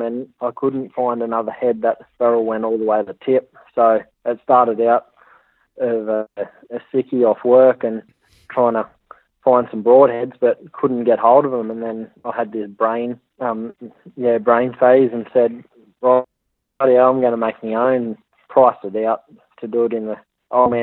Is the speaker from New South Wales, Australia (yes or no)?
yes; Hunter Valley, New South Wales, Australia; moved away as an adult; now in Cape York, Australia; I come from the Hunter Valley, New South Wales